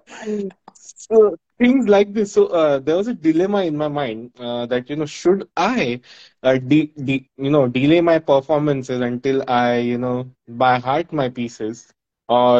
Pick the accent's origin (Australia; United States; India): India; Mumbai, Maharashtra; out here in India, I am from Mumbai in India